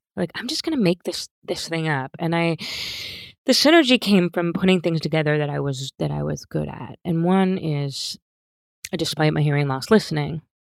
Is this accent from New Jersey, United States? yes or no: yes; Pennsauken, New Jersey, United States; moved away as an adult; also born or lived in Philadelphia / Cherry Hill; now in Santa Monica, United States; I was born in Philadelphia, and I grew up in South Jersey, um, a town right across the bridge in, from Philly called Pennsauken